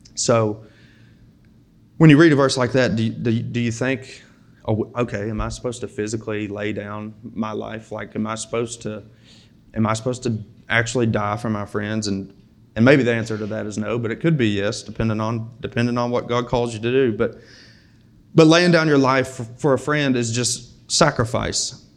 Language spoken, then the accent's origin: English; United States; us as American Christians